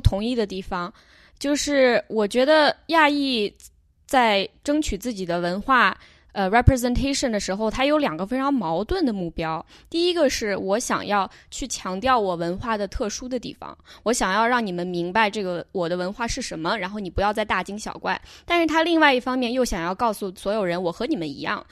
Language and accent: Chinese; China; moved away as an adult; 我作为一个在中国长大的中国人